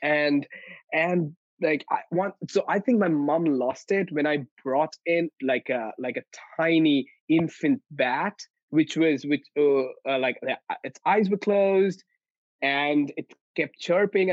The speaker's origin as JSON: {"language": "English", "region": "West Bengal", "country": "India", "tie": "born or raised there", "said": "I grew up in India. So I come from India, and I grew up in one of the northeastern states of India, which is West Bengal. And I grew up in the mountains at the foothills of the Himalayas."}